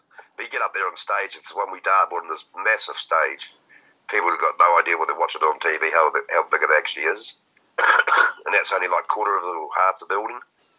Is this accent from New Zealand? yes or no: yes; New Zealand